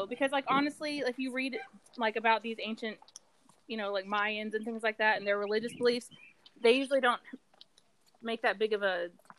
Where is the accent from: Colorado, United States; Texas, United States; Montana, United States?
Texas, United States; I'm from Texas